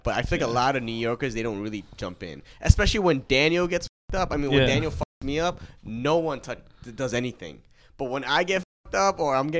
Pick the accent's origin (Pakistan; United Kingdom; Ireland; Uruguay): Pakistan; you're Pakistani, I'm Pakistani.